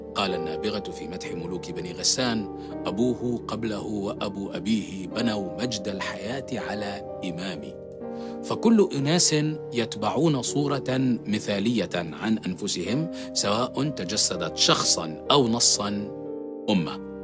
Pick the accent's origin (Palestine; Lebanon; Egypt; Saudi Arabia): Palestine; فانا فلسطيني